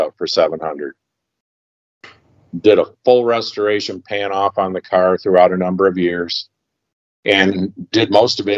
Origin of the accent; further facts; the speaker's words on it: Detroit, Michigan, United States; we had an old Lincoln Zephyr limousine in the backyard growing up in Detroit